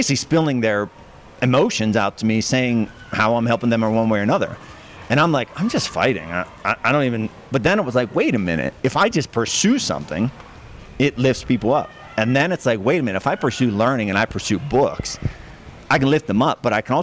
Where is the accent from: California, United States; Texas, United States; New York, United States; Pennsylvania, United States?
Pennsylvania, United States; Hollidaysburg; from Hollidaysburg